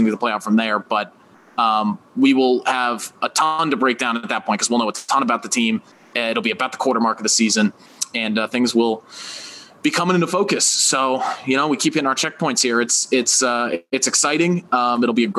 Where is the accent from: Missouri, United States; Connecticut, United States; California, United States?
Connecticut, United States; Branford; I'm from Connecticut, man. I'm from a suburb called Brantford, just outside of New Haven